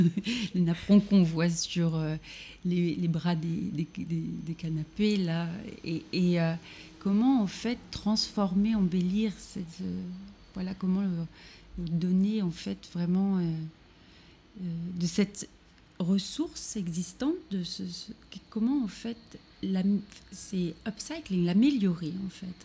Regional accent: Normandy, France; moved away as an adult; also born or lived in Paris; now in Berlin, Germany; je suis normande à la base

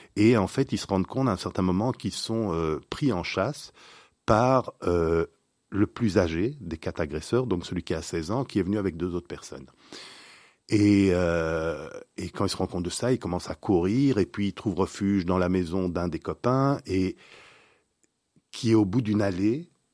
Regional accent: Belgium; nous sommes belges

